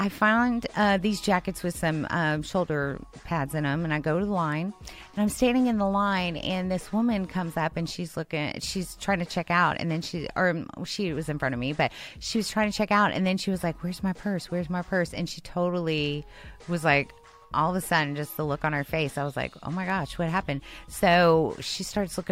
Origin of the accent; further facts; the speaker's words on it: Houston, Texas, United States; I'm from Houston.